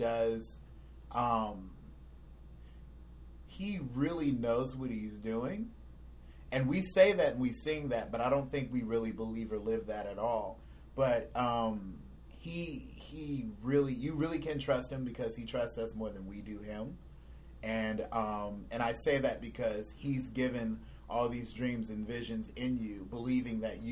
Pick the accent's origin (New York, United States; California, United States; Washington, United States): California, United States; moved away as an adult; I'm originally from California. All my friends or family are there, were there.